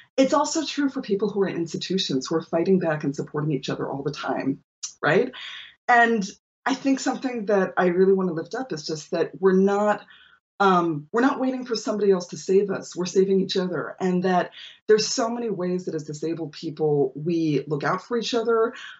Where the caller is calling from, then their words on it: Toronto, Ontario, Canada; But I'm joining you from Toronto, which is on the territory of the Anishinaabe, Haudenosaunee, Huron Wendat, and Mississauga of New Credit people.